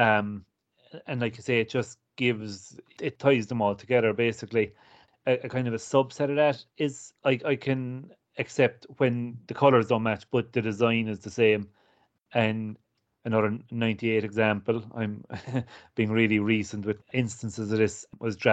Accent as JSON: {"language": "English", "country": "Ireland", "said": "I'm Irish and I grew up watching Gaelic"}